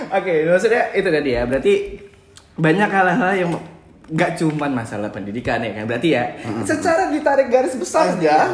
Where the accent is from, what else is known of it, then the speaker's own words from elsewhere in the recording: Medan, North Sumatra, Indonesia; kita yang lahir dan besar di Di Medan, Medan